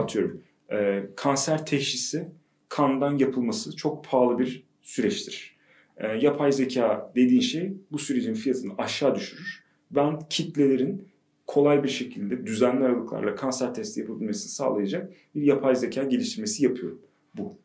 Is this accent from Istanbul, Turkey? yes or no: no; Ankara, Turkey; ben e, işte Ankaralıyım. TED mezunuyum.